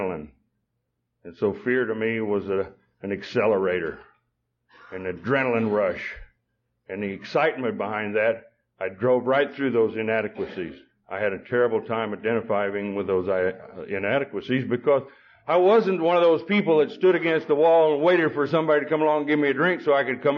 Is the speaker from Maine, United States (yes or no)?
no; Beaver, Oklahoma, United States; also born or lived in Perryton, Texas; Beaver, Oklahoma, which is where I come from, grew up in. I wasn't born in Oklahoma